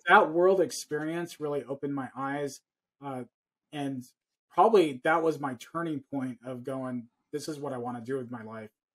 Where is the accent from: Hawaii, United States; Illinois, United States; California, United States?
California, United States; I was born and raised here in California, so I was very Americanized